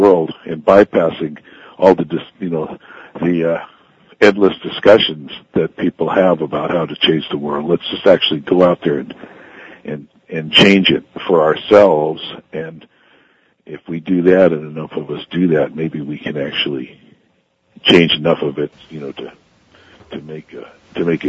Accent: Southern California, United States; moved away as an adult; I grew up in Southern California

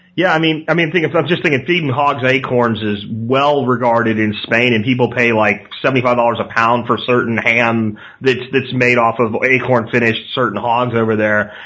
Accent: Pennsylvania, United States; born or raised there

